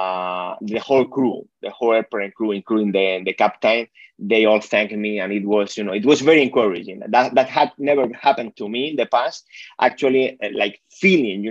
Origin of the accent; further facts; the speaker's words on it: Spain; moved away; I'm originally from Spain, so my family is there.